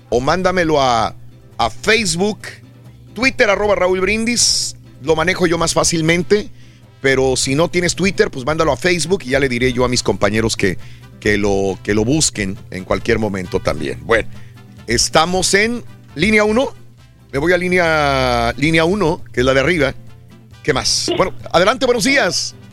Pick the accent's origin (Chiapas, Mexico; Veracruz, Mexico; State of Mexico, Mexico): Chiapas, Mexico; now in Melbourne, United States; De Chiapas, México.